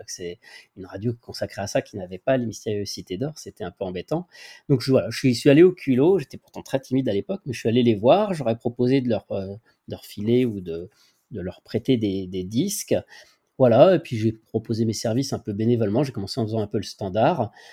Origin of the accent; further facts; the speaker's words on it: Lyon, Auvergne-Rhône-Alpes, France; also born or lived in Rillieux-la-Pape; je suis originaire de Lyon et je déménage de Lyon à, Rieux, Rieux-la-Pape